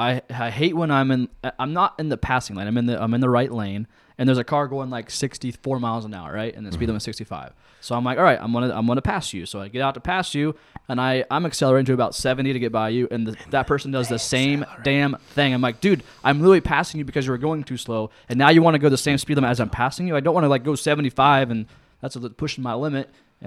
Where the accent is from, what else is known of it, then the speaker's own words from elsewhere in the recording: Lancaster, United States; I grew up in Lancaster. I didn't know a lot of things.